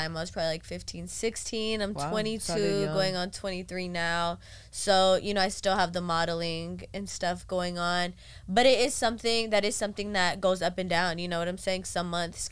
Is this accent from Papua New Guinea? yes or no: no; Carson, California, United States; I'm from Carson